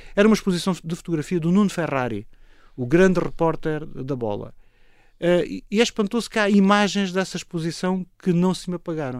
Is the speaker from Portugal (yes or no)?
yes; Moura, Alentejo, Portugal; also born or lived in Lisbon; sou Morense. Eh, sou, sou, a minha terra é Moura